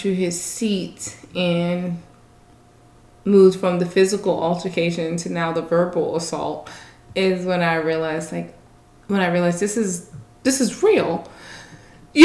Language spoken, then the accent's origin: English; New York City, New York, United States; I grew up in Brooklyn, New York